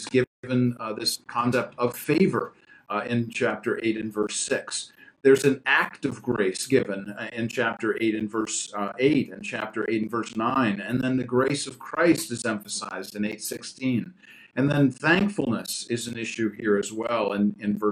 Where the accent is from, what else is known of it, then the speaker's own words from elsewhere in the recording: Syracuse, New York, United States; moved away; from an upstate New York standpoint, okay, because I come from Syracuse, the snowiest city in the United States